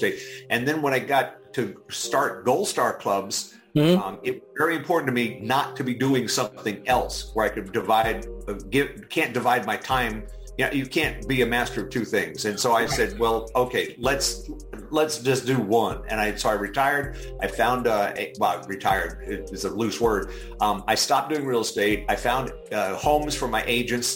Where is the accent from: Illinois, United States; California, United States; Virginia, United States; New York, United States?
Virginia, United States; Arlington; moved away as an adult; also born or lived in Washington, D.C. / Gaithersburg, Maryland; now in Tulsa, United States; I grew up in Arlington. I was born in GW Hospital